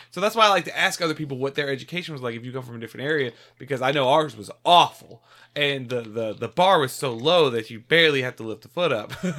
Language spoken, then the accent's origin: English; Savannah, Georgia, United States; I am from Savannah, Georgia, born and raised